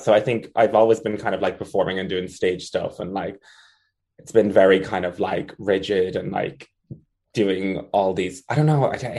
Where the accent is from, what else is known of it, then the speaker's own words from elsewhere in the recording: Ireland; So yeah, it's Oscailga because I'm Irish.